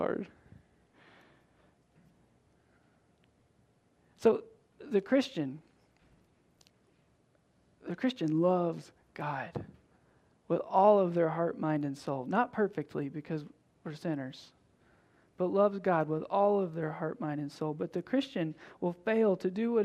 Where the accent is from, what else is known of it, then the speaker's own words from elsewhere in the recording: Tennessee, United States; I'm from Tennessee.